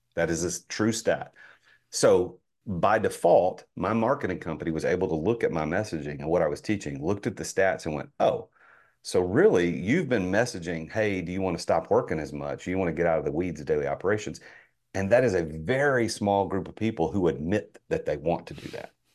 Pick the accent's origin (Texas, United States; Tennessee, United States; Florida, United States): Tennessee, United States; Nashville; I'm from Nashville